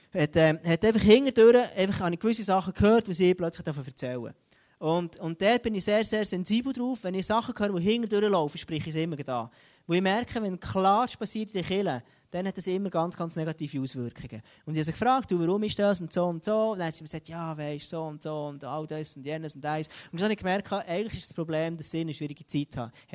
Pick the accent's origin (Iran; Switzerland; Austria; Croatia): Switzerland; bei uns in Europa, in der Schweiz